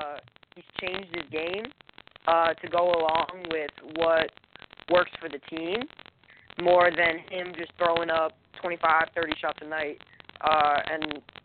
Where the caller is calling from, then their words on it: Brooklyn, New York, United States; I'm from Brooklyn, New York.